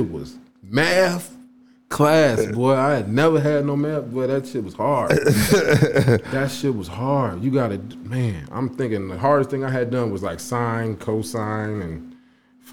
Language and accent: English; Chicago, Illinois, United States; moved away as an adult; also born or lived in Alabama; I was from Chicago